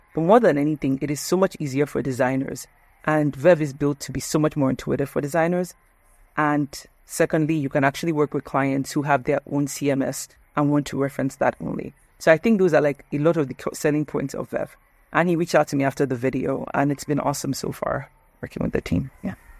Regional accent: Nigeria; moved away as an adult; also born or lived in United States; I'm Nigerian

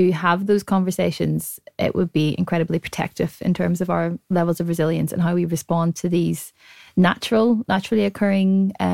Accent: Ireland; I'm Irish, and when we have a bereavement, we have a wake

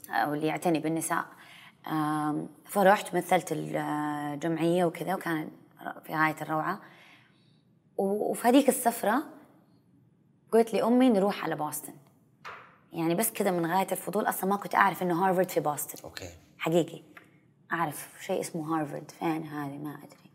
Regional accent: Saudi Arabia; كثير مننا كسعوديين

